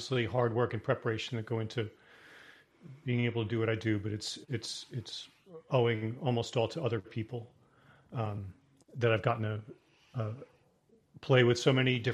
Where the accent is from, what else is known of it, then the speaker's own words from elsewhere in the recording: New York City, New York, United States; I'm originally from New York. I was born in New York City and grew up just outside of New York City.